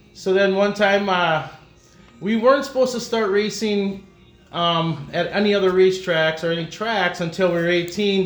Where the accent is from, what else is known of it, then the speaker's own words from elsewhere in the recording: De Pere, Wisconsin, United States; growing up in De Pere, nice racetrack there, fun, a lot of people